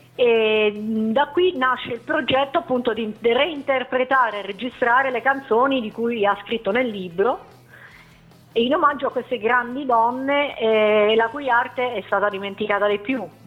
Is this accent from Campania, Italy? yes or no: no; Teramo, Abruzzo, Italy; Io e Cristina veniamo dall'Abruzzo. Sì. Precisamente da Teramo